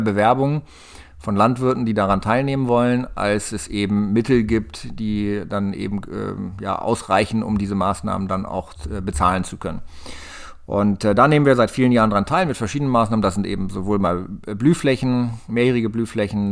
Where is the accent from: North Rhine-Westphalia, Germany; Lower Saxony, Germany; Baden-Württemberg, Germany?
Lower Saxony, Germany; Lenthe; ich komme hier aus der Gegend aus dem Kahlenberger Land, aus Lente, im kleinen Örtchen am Stadtrand von Hannover